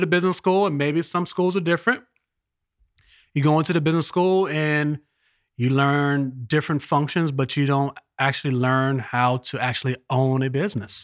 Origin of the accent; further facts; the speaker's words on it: Los Angeles, California, United States; now in East Coast, United States; I live on the East Coast, but I was born in Los Angeles